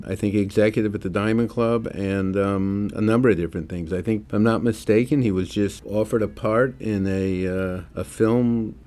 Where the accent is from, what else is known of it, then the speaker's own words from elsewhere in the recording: St. Paul, Minnesota, United States; now in New York, United States; my hometown where I was born in St. Paul, Minneapolis